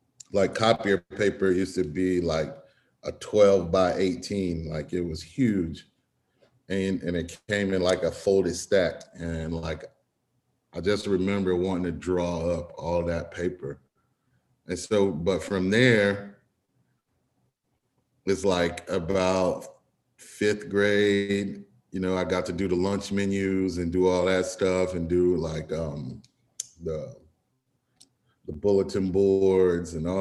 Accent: Florence, Alabama, United States; now in Atlanta, United States; I'm from Florence, Alabama. Grew up there, and I live and work in Atlanta now

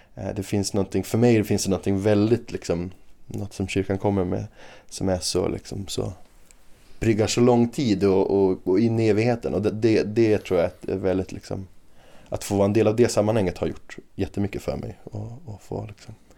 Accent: Umeå, Västerbotten County, Sweden; also born or lived in Australia; jag är ju uppvuxen i Umeå och har bott i Umeå hela livet

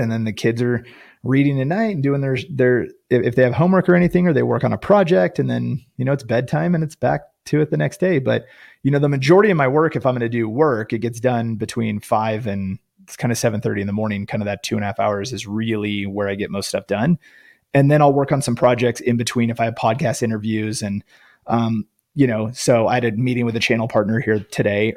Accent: Northern California, United States; I grew up in Northern California

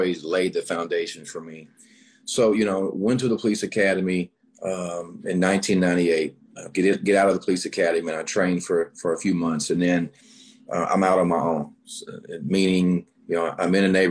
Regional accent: North Little Rock, Arkansas, United States; I'm born and raised in North Little Rock, Arkansas

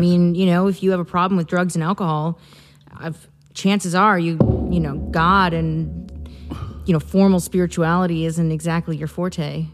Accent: Midwest, United States; moved away as an adult; now in Santa Barbara, United States; I'm originally from the Midwest. I moved out here four years ago

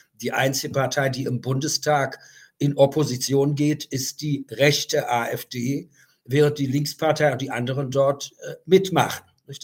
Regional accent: Germany; moved away; bin ich aus der DDR rausgekommen

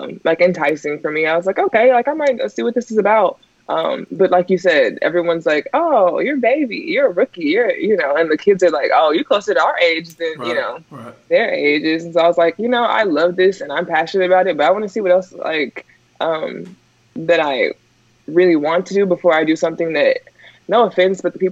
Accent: Texas, United States; now in San Antonio, United States; I'm from Texas. Just San Antonio is its own little place in Texas

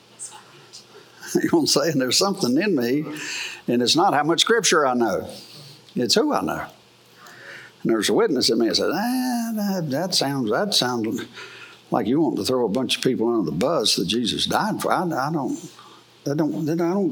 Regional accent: United States; I am an American. I am. I love America.

